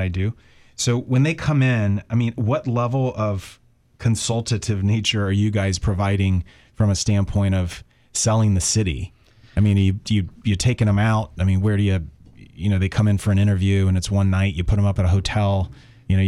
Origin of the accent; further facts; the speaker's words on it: Tampa, Florida, United States; I was born and raised in Tampa